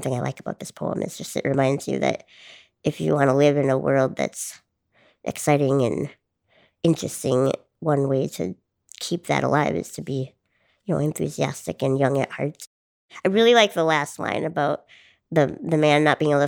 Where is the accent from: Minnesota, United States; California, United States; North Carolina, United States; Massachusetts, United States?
Minnesota, United States; Duluth; I'm from Duluth, Minnesota